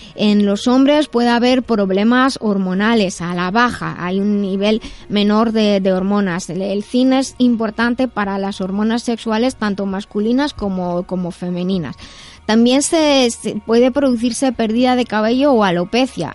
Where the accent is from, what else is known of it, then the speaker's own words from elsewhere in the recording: Madrid, Community of Madrid, Spain; soy de Madrid